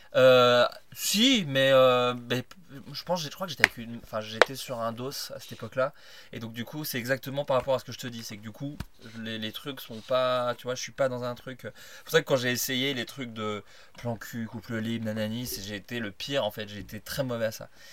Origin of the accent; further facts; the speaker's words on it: Burgundy, Bourgogne-Franche-Comté, France; moved away; J'ai grandi en Bourgogne